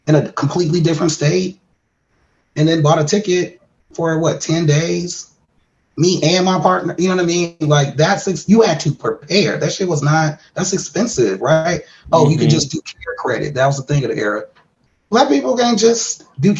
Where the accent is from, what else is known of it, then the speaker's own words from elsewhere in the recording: Milwaukee, Wisconsin, United States; I'm from Milwaukee, Wisconsin